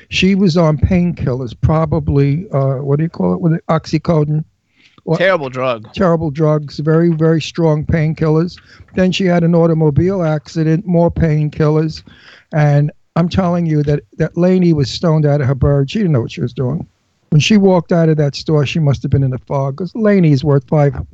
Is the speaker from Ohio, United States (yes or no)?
no; New York City, New York, United States; you could tell I'm from Brooklyn.